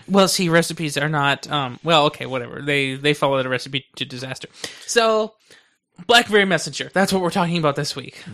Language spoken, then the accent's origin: English; United States; I'm loyal to America since I'm in America. I'm an American.